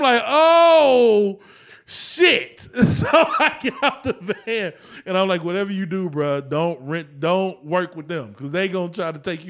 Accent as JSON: {"language": "English", "town": "East Cleveland", "region": "Ohio", "country": "United States", "also_born_or_lived": "Erie / Atlanta", "said": "I'm from East Cleveland to Erie, back to Cleveland, Atlanta."}